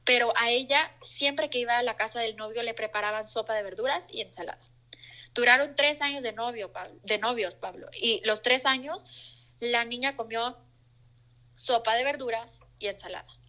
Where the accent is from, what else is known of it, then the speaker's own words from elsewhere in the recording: El Salvador; accent: mixed; Mi acento está súper mezclado, soy del Salvador, creo que no lo había dicho